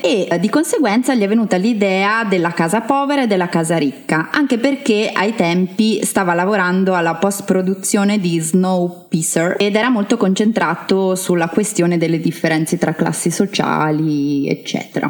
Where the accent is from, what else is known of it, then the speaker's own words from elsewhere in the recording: Trento, Trentino-Alto Adige, Italy; sono una trentina doc